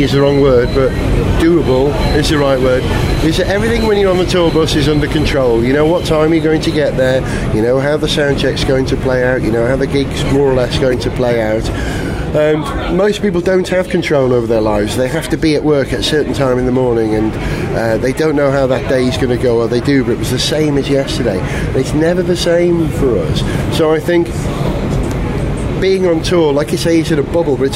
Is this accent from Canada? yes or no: no; Wales, United Kingdom; I'm a Welshman in New York.